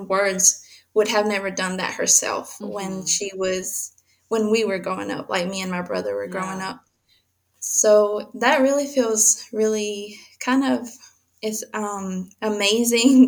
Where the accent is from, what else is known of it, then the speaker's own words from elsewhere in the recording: Mexico; I was born in Mexico